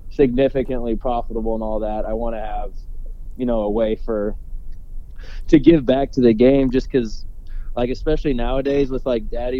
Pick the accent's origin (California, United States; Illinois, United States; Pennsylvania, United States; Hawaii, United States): Illinois, United States; Peoria; now in Chicago, United States; Peoria, my hometown